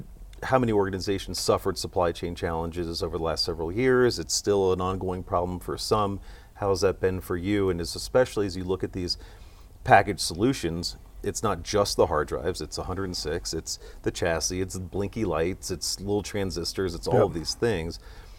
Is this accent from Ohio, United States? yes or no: yes; Cincinnati, Ohio, United States; So I'm from Cincinnati. We got Kroger, we got Macy's